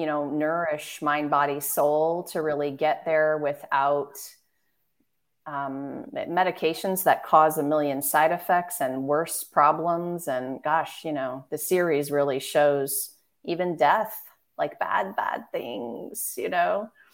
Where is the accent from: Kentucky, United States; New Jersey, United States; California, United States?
California, United States; Marin County; moved away as an adult; also born or lived in San Francisco, California / Washington, D.C. / East Coast; San Francisco, California, and I grew up in Marin County. So born in the city, but we grew up in Marin